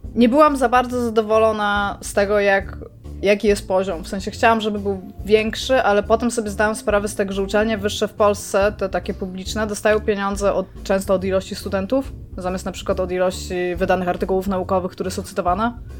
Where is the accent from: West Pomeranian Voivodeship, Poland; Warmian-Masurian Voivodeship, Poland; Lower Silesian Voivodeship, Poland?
Warmian-Masurian Voivodeship, Poland; Elbląg; urodziłam się w mieście, w którym jak wiecie, nie za bardzo chciałam się urodzić